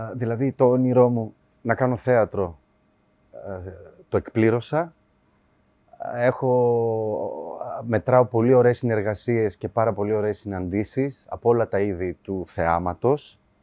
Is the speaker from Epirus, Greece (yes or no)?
yes; Ioannina, Epirus, Greece; moved away as an adult; now in Alimos, Greece; εκεί πήγα σχολείο, τελείωσα. Ε, δηλαδή 18 χρονών έφυγα από Ιωάννινα